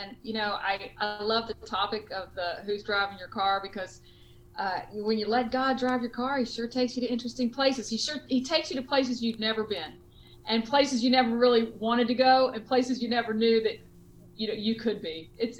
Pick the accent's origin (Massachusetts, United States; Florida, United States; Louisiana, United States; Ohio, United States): Louisiana, United States; Cajun; accent: Cajun; I don't think I have an accent, but everybody around the world thinks I have this accent. So I just tell them I'm a Cajun.